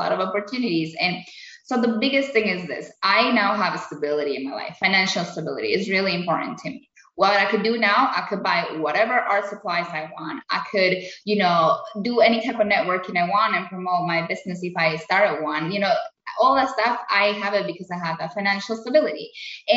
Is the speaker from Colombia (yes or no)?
yes; Colombia; now in United States; I had a really good life in Colombia, really, really good life in Colombia